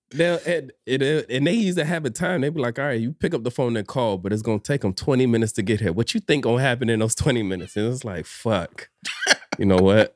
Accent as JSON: {"language": "English", "town": "Miami", "region": "Florida", "country": "United States", "tie": "born or raised there", "said": "born and raised in Miami"}